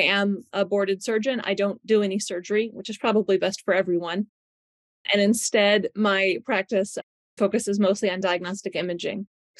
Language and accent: English; Western New York, United States; moved away as an adult; now in Lexington, United States; I am originally from Western New York. So I graduated from Cornell in 2003. Then I came down to Lexington, Kentucky to Reuben-Riddle Equine Hospital, which is actually where I've spent my entire career